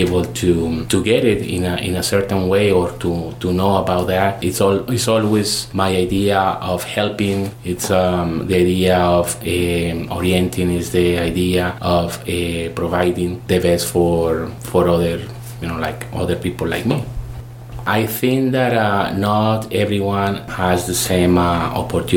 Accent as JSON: {"language": "English", "country": "Colombia", "moved": "as an adult", "lives_now": "Bloomington, United States", "said": "during my college in Colombia, I am originally from Colombia"}